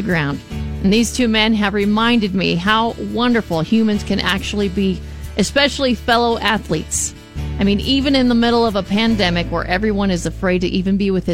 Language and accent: English; Arizona, United States; I'm from Arizona